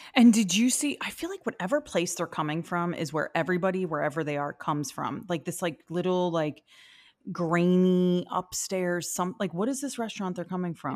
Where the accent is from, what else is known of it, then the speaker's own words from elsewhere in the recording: New York City, New York, United States; as a New Yorker, I, I'm not, like, a much of a New Yorker as